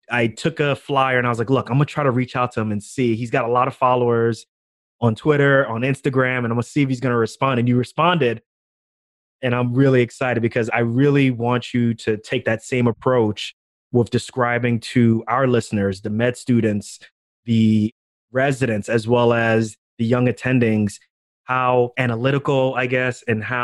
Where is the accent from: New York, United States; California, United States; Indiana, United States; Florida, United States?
New York, United States; growing up in New York, my family's from Ghana, also, as you already know by the last name.